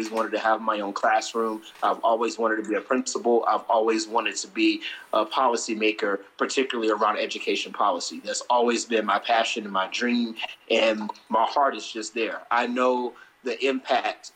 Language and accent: English; Elizabethtown, North Carolina, United States; also born or lived in Washington, D.C. / Arkansas / Baltimore; now in Philadelphia, United States; I am from North Carolina, born and raised in Elizabethtown, North Carolina